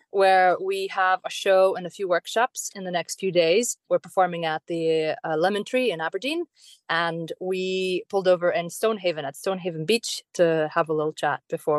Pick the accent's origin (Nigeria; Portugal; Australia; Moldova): Moldova; English is a second language; moved away as an adult; also born or lived in United States; now in Scotland, United Kingdom; Well, I'm from Moldova originally, which was part of the Soviet Union, and I was born in 88. So when the Soviet Union fell, I was about three.